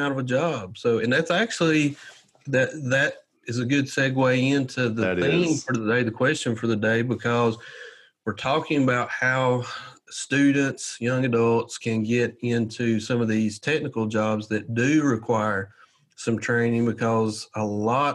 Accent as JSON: {"language": "English", "region": "Southern US", "country": "United States", "accent": "thick Southern"}